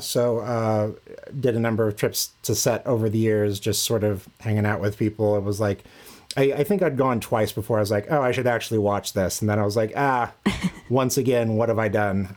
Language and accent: English; central Kansas, United States; I grew up in uh, central Kansas in a town almost identical